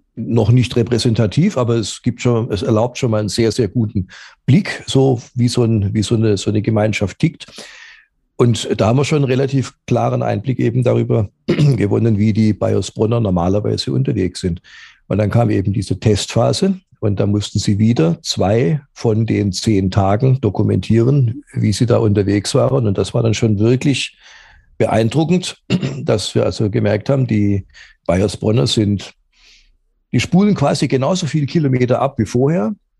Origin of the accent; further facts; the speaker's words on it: Stuttgart, Baden-Württemberg, Germany; ich bin aufgewachsen in Stuttgart.